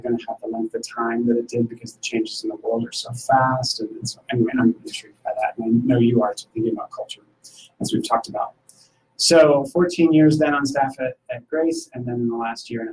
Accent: Syracuse, New York, United States; now in Indianapolis, United States; I was actually born here. And then when my family, when I was about 2 years old, my family moved to Syracuse, New York area

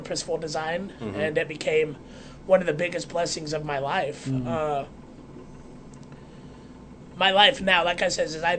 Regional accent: Utah, United States; moved away as an adult; I grew up in Utah.

